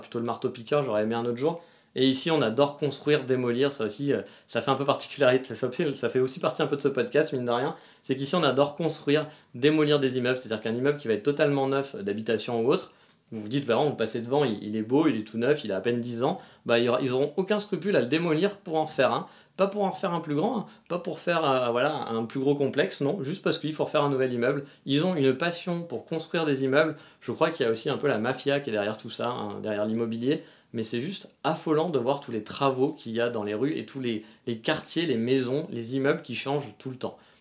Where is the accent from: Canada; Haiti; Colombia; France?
France; moved away; chez nous, en France